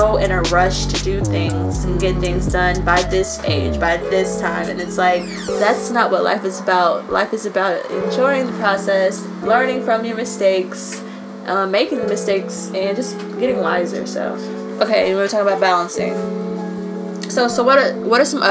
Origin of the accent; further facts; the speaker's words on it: Nashville, Tennessee, United States; Nashville is my home. I've been here all my life, born and raised in East Nashville.